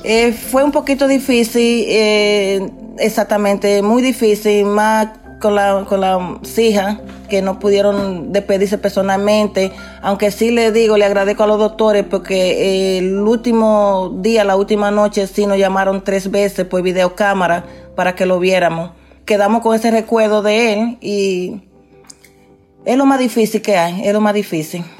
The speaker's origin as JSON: {"language": "Spanish", "country": "Dominican Republic", "also_born_or_lived": "Queens, New York", "moved": "as an adult", "lives_now": "New York, United States", "said": "ya trabajando como enfermera en mi país, en República Dominicana, y aquí en Nueva York ya tengo 26 eh, años trabajando en la salud"}